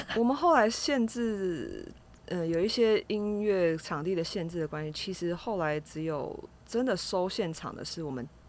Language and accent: Chinese; Kaohsiung, Taiwan; 我是高雄人